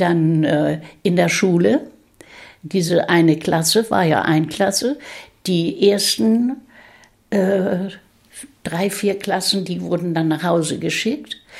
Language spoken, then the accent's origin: German; Rendsburg district, Schleswig-Holstein, Germany; Ich bin Jahrgang 1928 und im Kreis Rendsburg geboren.